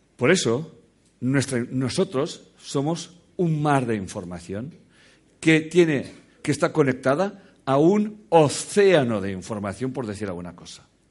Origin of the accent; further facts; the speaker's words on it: Catalonia, Spain; soy catalán